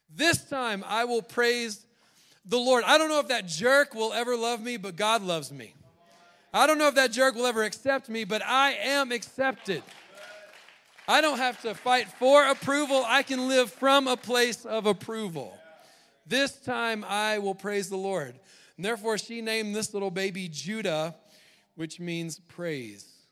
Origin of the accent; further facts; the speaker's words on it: the South, United States; I was raised in the South